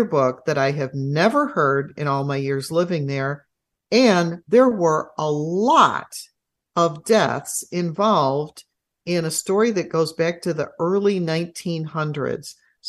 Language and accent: English; Chicago, Illinois, United States; now in Puget Sound, United States; I'm originally from Chicago